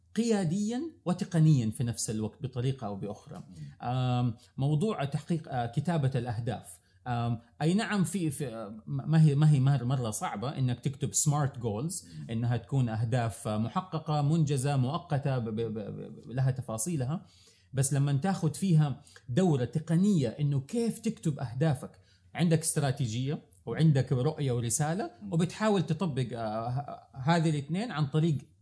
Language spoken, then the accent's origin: Arabic; Saudi Arabia; عندنا في السعوديه